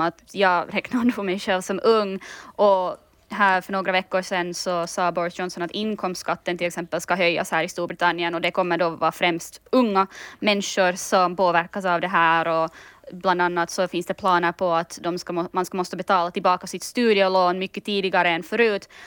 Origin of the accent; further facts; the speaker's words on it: Finland; now in London, United Kingdom; jag är ju finländare